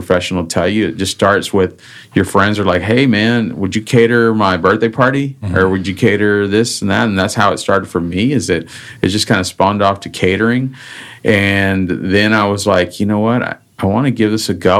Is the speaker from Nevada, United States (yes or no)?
no; Austin, Texas, United States; also born or lived in California / Houston; I went to junior high, high school, and college here